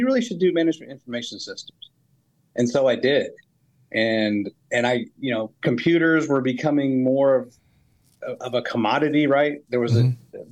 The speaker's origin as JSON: {"language": "English", "region": "Northern Virginia", "country": "United States", "tie": "born or raised there", "also_born_or_lived": "Salt Lake City, Utah", "moved": "as an adult", "lives_now": "Huntsville, United States", "said": "I grew up basically in Northern Virginia"}